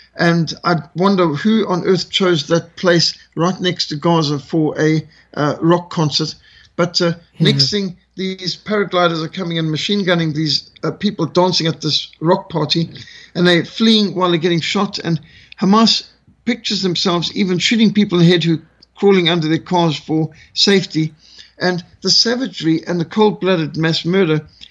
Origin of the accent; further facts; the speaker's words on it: Zimbabwe; also born or lived in South Africa; I grew up with this in Rhodesia